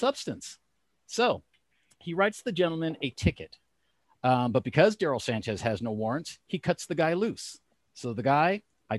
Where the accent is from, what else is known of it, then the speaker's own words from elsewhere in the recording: California, United States; moved away as an adult; also born or lived in Los Angeles; now in Elizabeth, Pennsylvania, United States; I was born and raised in California.